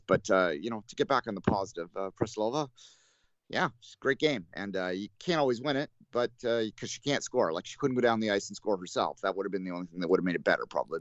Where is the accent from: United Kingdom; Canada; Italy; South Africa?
Canada; as a Canadian